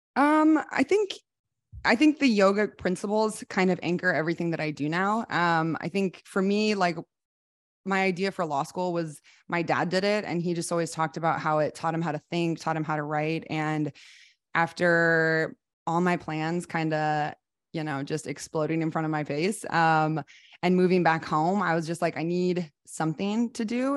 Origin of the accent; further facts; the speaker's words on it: Iowa City, Iowa, United States; moved away as an adult; also born or lived in Oklahoma / Japan; I am from Iowa City, Iowa. I grew up in the Midwest